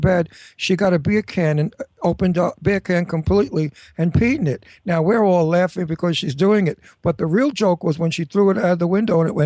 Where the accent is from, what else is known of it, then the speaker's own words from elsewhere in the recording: New York City, New York, United States; I'm from South Brooklyn